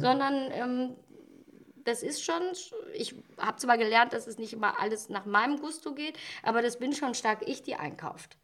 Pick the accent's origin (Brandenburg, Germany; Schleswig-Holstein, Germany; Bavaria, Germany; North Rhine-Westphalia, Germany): North Rhine-Westphalia, Germany; Ratingen; ich bin, bin ja gebürtige Ratingerin